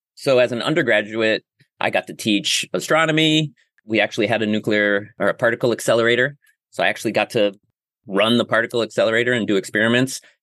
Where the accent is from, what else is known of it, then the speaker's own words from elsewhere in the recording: Rochester, New York, United States; moved away as an adult; also born or lived in San Francisco / Grass Valley; now in Hudson Valley, United States; I actually grew up in Western New York, which is like closer to Ohio than uh, New York City. But um, yeah, born and raised in Rochester, up on the Great Lake Ontario